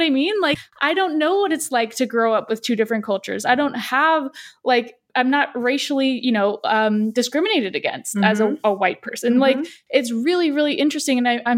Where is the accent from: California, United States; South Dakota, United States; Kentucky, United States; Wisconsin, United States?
California, United States; San Diego; I, on the flip side, grew up in the US my whole life. I grew up in San Diego, which is pretty progressive